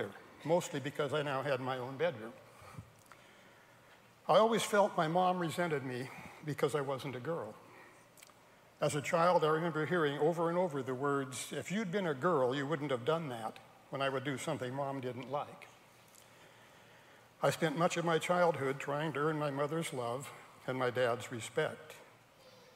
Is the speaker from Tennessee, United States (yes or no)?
no; Salem, Oregon, United States; also born or lived in Portland, Oregon; I was born in Portland, Oregon, at the end of World War II. That was 78 years ago. I grew up in Salem, Oregon.